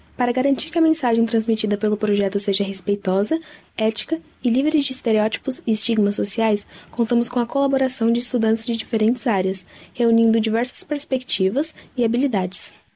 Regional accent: Campinas, São Paulo, Brazil; nasci em Campinas, onde também moro atualmente

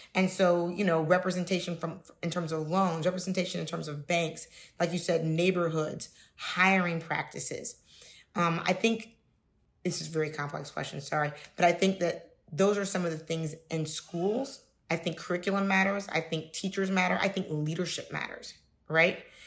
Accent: Cincinnati, Ohio, United States; I'm from Cincinnati, Ohio

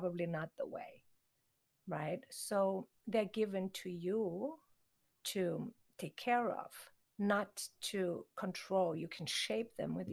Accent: Konstanz, Baden-Württemberg, Germany; moved away as an adult; also born or lived in Thailand; now in Los Angeles, United States; I grew up in Europe

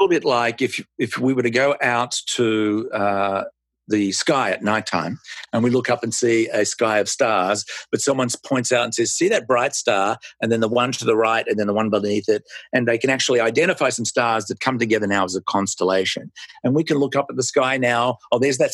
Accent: Melbourne, Victoria, Australia; moved away as an adult; now in United States; I was born in Melbourne, Australia, and emigrated with my wife and our three children to the United States in 1994.

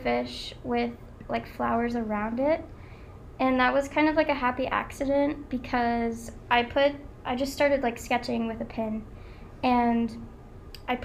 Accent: Wilmington, United States; I'm from Wilmington

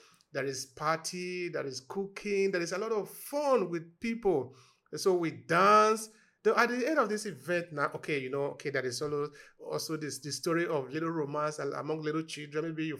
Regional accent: Nigeria; about my personal experience growing up in Nigeria.

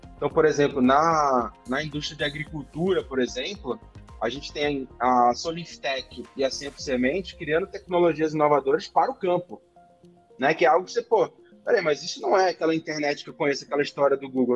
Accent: Recife, Pernambuco, Brazil; Recife, que é de onde eu sou

